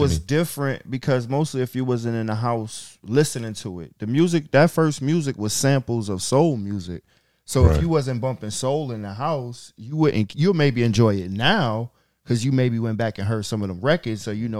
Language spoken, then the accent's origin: English; New York City, New York, United States; I grew up on President.